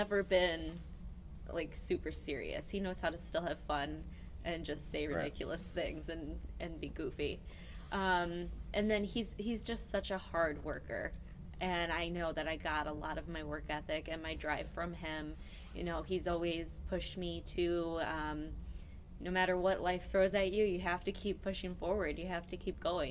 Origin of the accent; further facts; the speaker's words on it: Woodridge, Illinois, United States; also born or lived in DeKalb, Illinois; Woodridge/Bolingbrook area